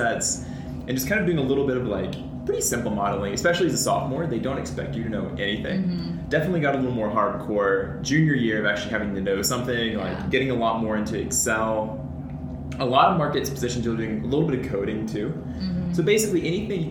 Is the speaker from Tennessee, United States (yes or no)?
yes; Nashville, Tennessee, United States; moved away; I'm originally from Nashville, Tennessee.